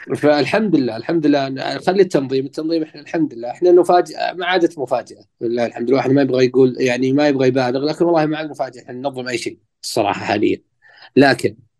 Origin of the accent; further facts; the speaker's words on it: Saudi Arabia; احنا كمشجعين سعوديين